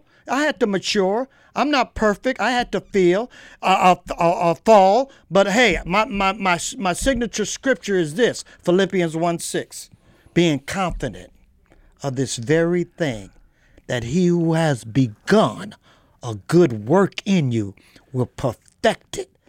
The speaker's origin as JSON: {"language": "English", "region": "California", "country": "United States", "moved": "yes", "said": "I didn't even know John MacArthur was in California. And I'm from California, right?"}